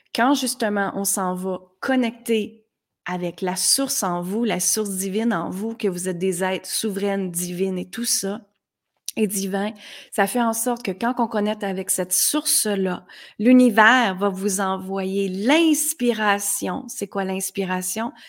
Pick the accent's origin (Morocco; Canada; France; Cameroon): Canada; Granby, Quebec; moved away as an adult; also born or lived in United States; à l'âge de 19 ans, je suis partie de Granby, qui est une petite ville très, très simple ici